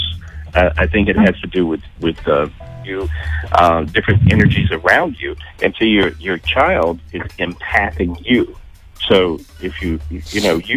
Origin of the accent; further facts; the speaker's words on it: North Carolina, United States; I'm from North Carolina.